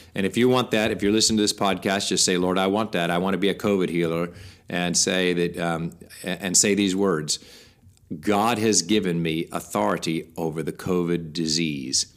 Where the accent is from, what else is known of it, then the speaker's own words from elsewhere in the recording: United States; we, as American Christians